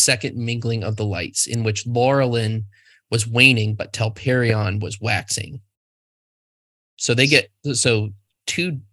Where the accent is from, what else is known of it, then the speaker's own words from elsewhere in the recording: United States; I'm American